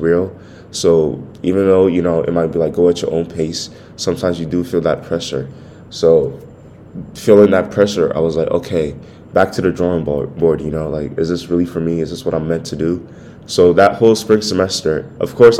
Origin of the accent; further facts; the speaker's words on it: Ghana; I'm Ghanaian